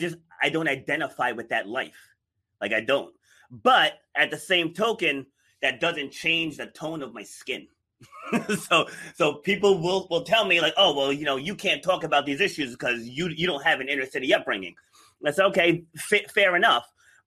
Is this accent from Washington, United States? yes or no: no; New York City, New York, United States; born there; So I was born in New York City. So, you know, my parents lived in the projects, but I was raised rural.